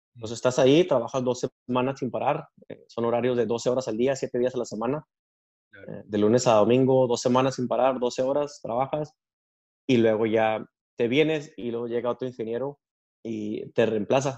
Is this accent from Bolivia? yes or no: no; Delicias, Chihuahua, Mexico; moved away as an adult; now in United States; nací en Chihuahua, Chihuahua y crecí en Delicias, Chihuahua